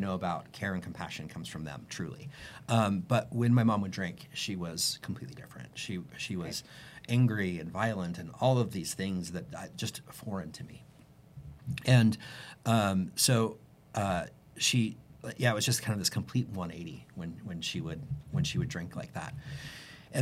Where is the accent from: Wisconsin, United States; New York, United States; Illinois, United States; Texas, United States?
Texas, United States; Houston; I grew up in Houston, Texas